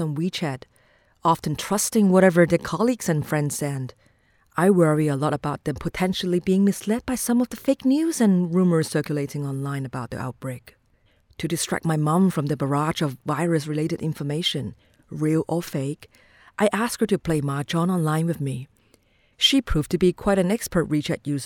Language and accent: English; Wuhan, Hubei, China; moved away as an adult; now in Shenzhen, China; my hometown Wuhan